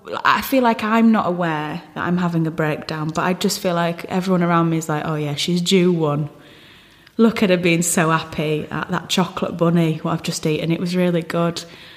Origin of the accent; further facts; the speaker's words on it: Hull, Yorkshire and the Humber, United Kingdom; because I come from Hull, which is such a strange place geographically and culturally.